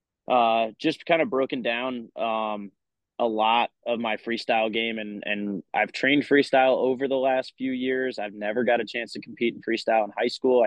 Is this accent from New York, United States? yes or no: yes; Warwick, New York, United States; moved away as an adult; now in South Carolina, United States; I grew up in Warwick Valley